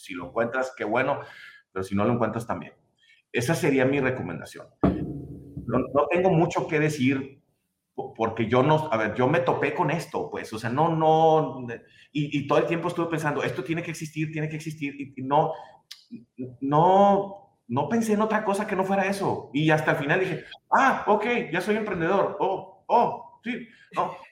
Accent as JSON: {"language": "Spanish", "country": "Mexico", "said": "soy mexicano"}